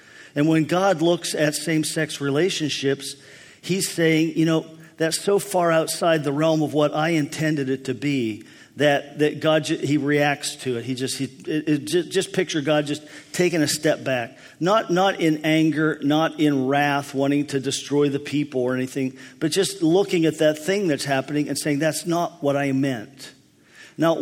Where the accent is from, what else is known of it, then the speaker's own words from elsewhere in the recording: Pennsylvania, United States; When I was a boy, there were times in my hometown